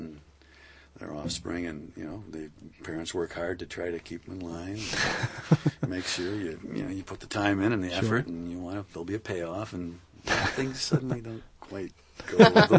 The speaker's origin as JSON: {"language": "English", "town": "Lansing", "region": "Michigan", "country": "United States", "said": "I'm from Lansing."}